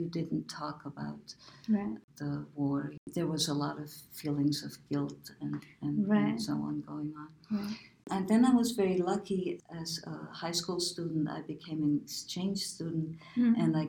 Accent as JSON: {"language": "English", "town": "Nuremberg", "region": "Bavaria", "country": "Germany", "tie": "born or raised there", "moved": "yes", "said": "I grew up in Nuremberg, Germany, mm-hmm. the Nuremberg of Hitler's parade ground, as well as the Nuremberg trials."}